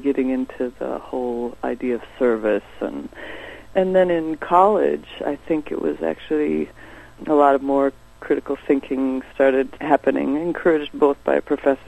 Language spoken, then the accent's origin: English; Sioux Falls, South Dakota, United States; South Dakota, where I was born and come from, Sioux Falls, South Dakota.